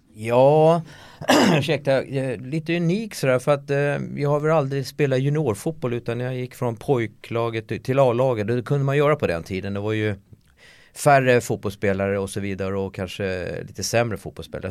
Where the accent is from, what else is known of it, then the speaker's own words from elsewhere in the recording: Solna, Stockholm County, Sweden; moved away as an adult; jag är ju uppväxt i Solna